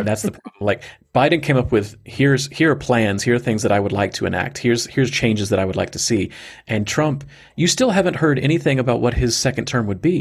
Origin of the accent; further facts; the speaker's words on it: Georgia, United States; moved away; my heart and my soul is in Georgia, my my home state where I was born